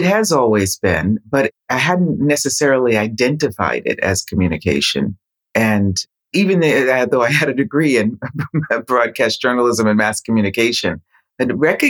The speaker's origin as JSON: {"language": "English", "town": "Boston", "region": "Massachusetts", "country": "United States", "tie": "born or raised there", "moved": "yes", "lives_now": "Rome, Italy", "said": "When I grew up in Boston, Massachusetts, Roxbury, there was a lot of different cultures and languages there."}